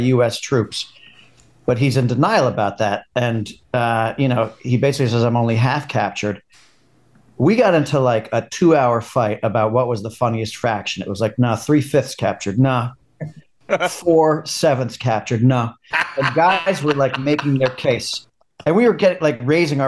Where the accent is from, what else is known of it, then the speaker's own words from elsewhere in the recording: New York, United States; accent: New York; with my New York accent